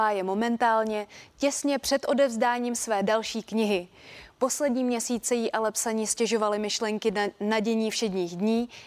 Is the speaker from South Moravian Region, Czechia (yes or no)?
yes; South Moravian Region, Czechia; Já jsem z Jižní Moravy a my pro tady ty jadrné výrazy nechodíme úplně e, daleko.